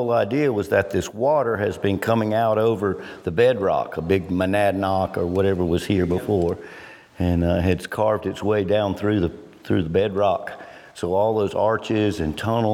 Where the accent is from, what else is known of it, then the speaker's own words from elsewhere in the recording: Clemson, South Carolina, United States; I grew up in Clemson. My dad was a professor there